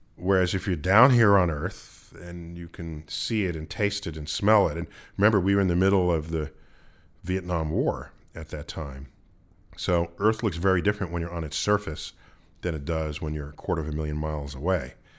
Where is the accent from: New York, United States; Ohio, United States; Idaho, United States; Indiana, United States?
New York, United States; New York City; I growing up in the Bronx